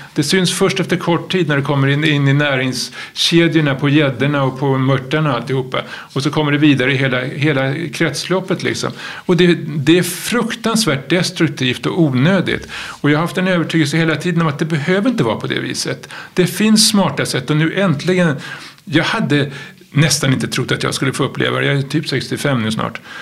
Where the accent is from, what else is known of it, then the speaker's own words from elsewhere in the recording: Stockholm, Stockholm County, Sweden; jag är uppväxt i Stockholm